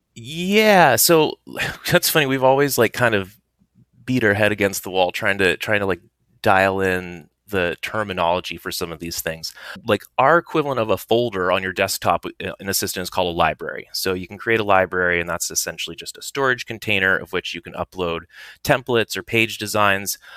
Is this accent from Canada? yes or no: no; Silicon Valley, California, United States; I grew up in Silicon Valley, reading Hacker News